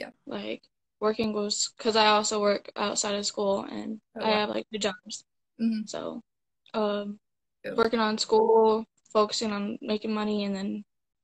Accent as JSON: {"language": "English", "town": "South Bend", "region": "Indiana", "country": "United States", "said": "South Bend, Indiana."}